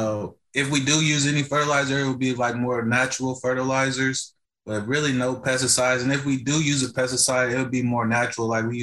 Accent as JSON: {"language": "English", "town": "Lyles Station", "region": "Indiana", "country": "United States", "tie": "born or raised there", "said": "the community where I was raised at here in Lyle Station."}